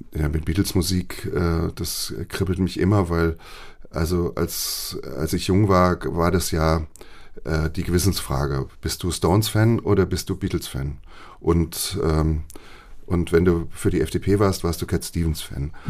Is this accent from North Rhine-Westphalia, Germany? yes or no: no; Tübingen, Baden-Württemberg, Germany; also born or lived in Marburg; now in Hamburg, Germany; ich komme ja aus Süddeutschland und bin in Süddeutschland aufgewachsen. Also ich bin nicht nur in Marburg geboren, ich bin ja dann weiter noch nach Süden gezogen, in die Nähe von Stuttgart nach Tübingen